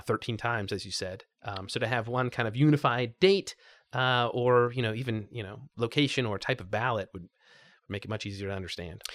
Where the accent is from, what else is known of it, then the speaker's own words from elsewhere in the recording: Spokane, Washington, United States; moved away as an adult; also born or lived in Portland, Oregon / Thousand Oaks, California; now in Los Angeles, United States; I grew up in Spokane, Washington.